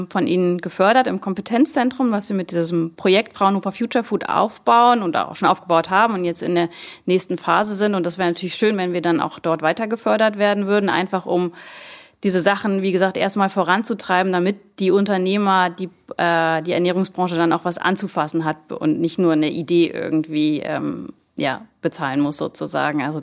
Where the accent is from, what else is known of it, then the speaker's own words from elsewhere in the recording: Lübeck, Schleswig-Holstein, Germany; Ist meine Heimatstadt Lübeck.